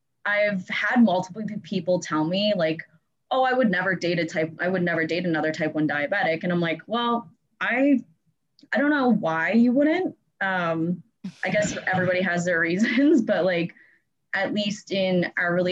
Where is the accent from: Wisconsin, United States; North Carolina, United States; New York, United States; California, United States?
New York, United States; I'm from New York, but I'm currently not in New York